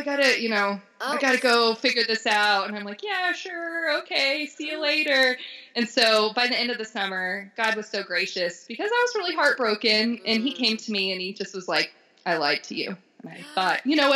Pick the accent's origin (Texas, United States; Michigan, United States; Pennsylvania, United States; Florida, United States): Florida, United States; moved away as an adult; now in Denver, United States; I'm from Florida